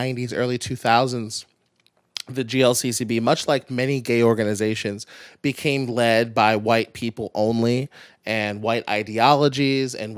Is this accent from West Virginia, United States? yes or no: no; Pikesville, Maryland, United States; I'm from Pikesville